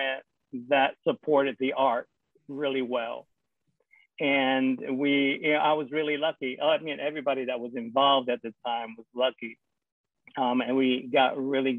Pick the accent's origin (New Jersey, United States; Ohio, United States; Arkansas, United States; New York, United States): New Jersey, United States; Paterson; now in Kingston, Rhode Island, United States; I was born and raised in Paterson, New Jersey